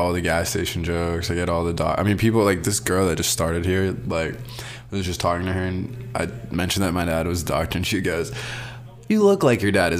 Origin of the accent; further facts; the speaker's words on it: Kentucky, United States; also born or lived in Colombo, Sri Lanka / Brooklyn, New York / Arizona; then we moved to Kentucky in 2004